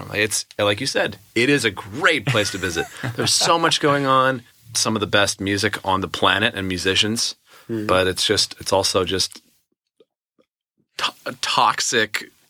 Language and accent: English; Redding, California, United States; now in Nashville, United States; I don't live in LA, even though I grew up in California.